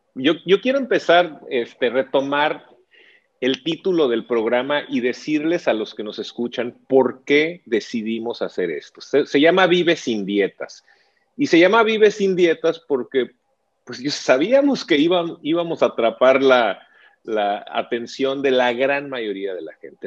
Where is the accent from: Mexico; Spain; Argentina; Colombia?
Mexico; nosotros como latinos y mexicanos